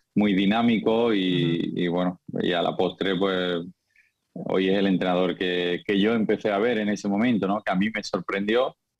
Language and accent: Spanish; Seville, Andalusia, Spain; moved away as an adult; also born or lived in Lisbon, Portugal; salí de Sevilla muy joven y Lisboa me acogió muy bien